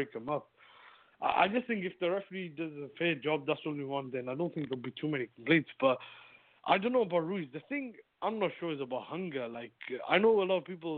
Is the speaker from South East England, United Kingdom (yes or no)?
no; Cardiff, Wales, United Kingdom; my hometown